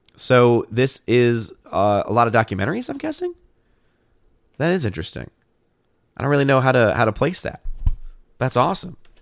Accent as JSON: {"language": "English", "town": "New Orleans", "region": "Louisiana", "country": "United States", "tie": "born or raised there", "said": "New Orleans. Again, my hometown"}